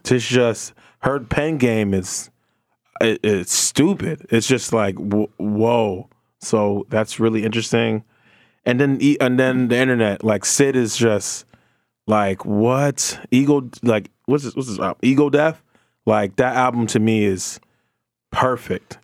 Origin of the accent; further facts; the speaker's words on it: New Jersey, United States; I'm from Jersey, I grew up on J